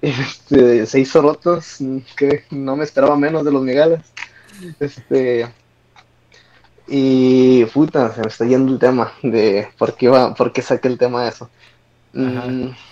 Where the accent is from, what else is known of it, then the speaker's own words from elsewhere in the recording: Zacatecas, Mexico; now in United States; yo nací en Estados Unidos, pero ya crecí toda mi vida